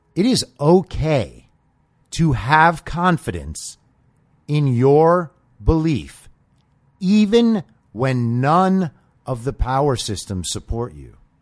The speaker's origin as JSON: {"language": "English", "region": "California", "country": "United States", "said": "as a Californian"}